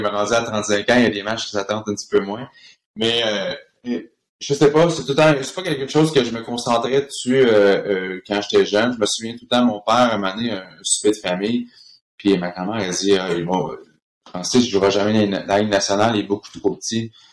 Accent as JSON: {"language": "French", "area": "Villemontel?", "region": "Quebec", "country": "Canada", "tie": "born or raised there", "also_born_or_lived": "Switzerland", "moved": "as an adult", "said": "j'ai grandi dans un espèce de duplex à ville le monde"}